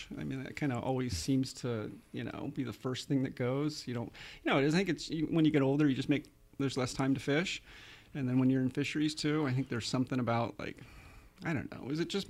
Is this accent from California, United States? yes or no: yes; San Jose, California, United States; also born or lived in Chico, California; I grew up in San Jose